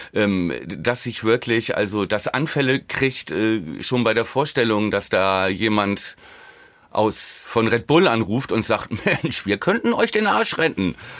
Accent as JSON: {"language": "German", "country": "Germany", "said": "als Deutscher"}